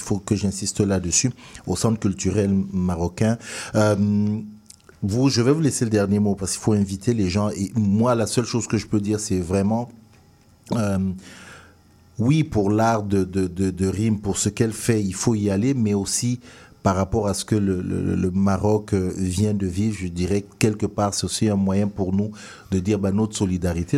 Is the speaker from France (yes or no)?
no; Cameroon; moved away; quand je suis sorti de mon pays d'origine, le Cameroun